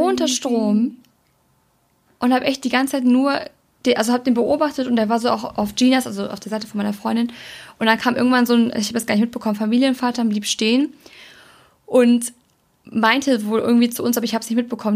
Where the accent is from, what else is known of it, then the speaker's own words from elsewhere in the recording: Germany; wir sind Deutsche.